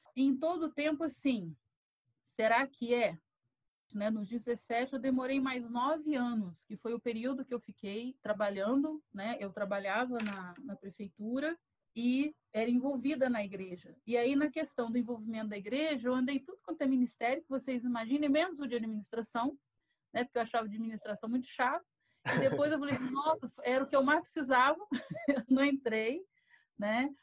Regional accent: Volta Redonda, Rio de Janeiro, Brazil; eu sou de Volta Redonda, interior do Rio de Janeiro

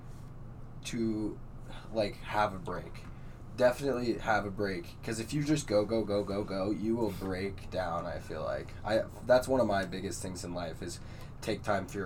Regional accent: Casper, Wyoming, United States; I've lived in Casper for 20 years

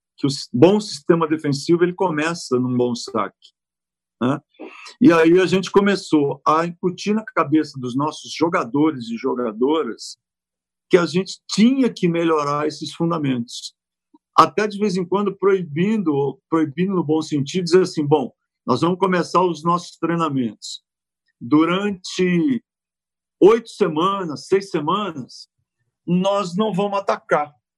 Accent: São Paulo, Brazil; moved away as an adult; also born or lived in Quintana / Santo André / Italy; Eu vivi em Quintana até seis anos, depois meu pai resolveu mudar para São Paulo e eu fui morar na Zona Leste. E aí começa um pouco da minha vida paulistana

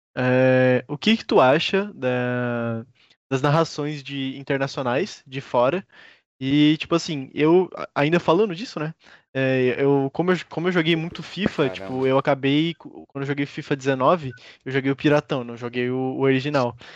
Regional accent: Brazil; eu que sou brasileiro

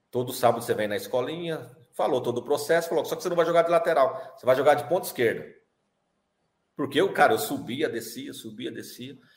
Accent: São Paulo, Brazil; sou de São Paulo. Mas na, é, na Várzea é eu, de São Paulo mesmo. É, ali de São Miguel Paulista.

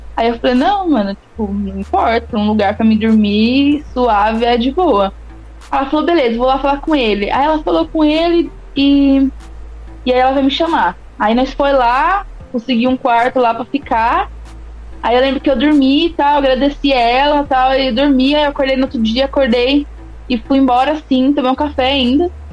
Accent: São Carlos, São Paulo, Brazil; moved away as an adult; now in São Paulo, Brazil; eu sou de São Carlos. Não sou de São Paulo. É eu tô isso. aqui atualmente, porém eu sou de lá. Vivi, vivi 25 anos, 20, 20 e hum. poucos anos lá

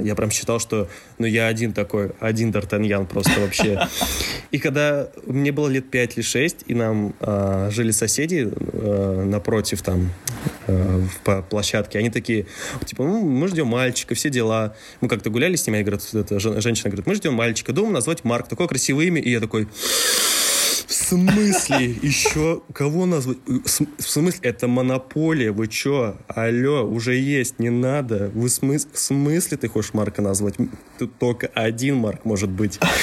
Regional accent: Mezhdurechensk, Kemerovo Oblast, Russia; я родился в Междуреченске, это тот самый маленький городок в Сибири, в Южной Сибири, да. Я там родился и вырос

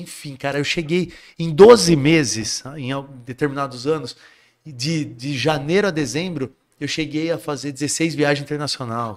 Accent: Jundiaí, São Paulo, Brazil; also born or lived in Guarujá; eu nasci no Guarujá. Certo. Aí, com sete anos, os meus pais se separaram, eu voltei, minha mãe voltou para Jundiaí que é de onde ela sempre foi. E, consequentemente, nós mudamos para Jundiaí

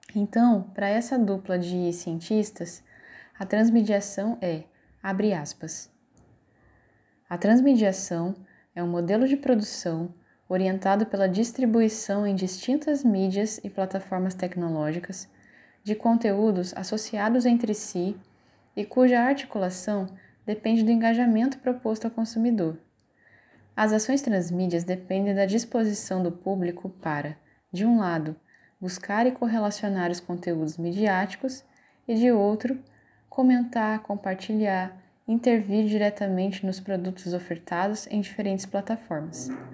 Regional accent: Paraíba Valley, interior of São Paulo, Brazil; now in Petrolina, Brazil; Sou natural do interior de São Paulo, da região do Vale do Paraíba, e agora eu moro nas margens do São Francisco

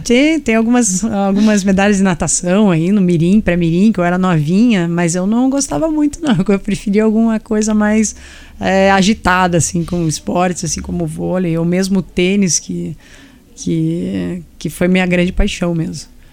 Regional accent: Paraná, Brazil; como paranaense

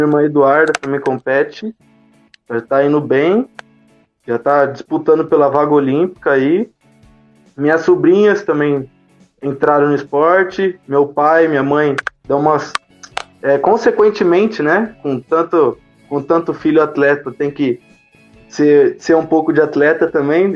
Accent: Jundiaí, São Paulo, Brazil; also born or lived in Cerejeiras, Rondônia; Eu sou de Jundiaí, mas nasci em Rondônia, Cerejeiras.

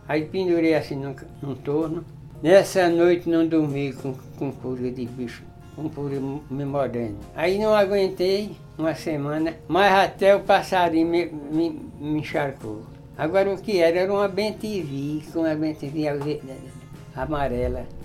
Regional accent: Pernambuco, Brazil; eu sou de Pernambuco, eu andei, eu ainda andei muito

